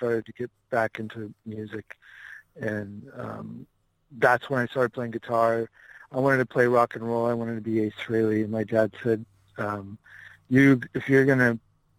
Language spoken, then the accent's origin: English; Inland Empire, California, United States; also born or lived in Albuquerque, New Mexico; now in Sherman Oaks, United States; I grew up in California, yeah. I grew up in the Inland Empire.